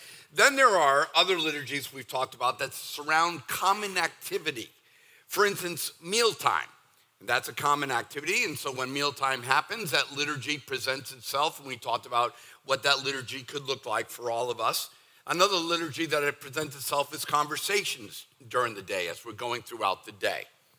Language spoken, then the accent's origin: English; Northeast, United States; now in Southern United States; See, I'm from the Northeast. Now, that was 40 years ago, so I'm as Southern as some of you.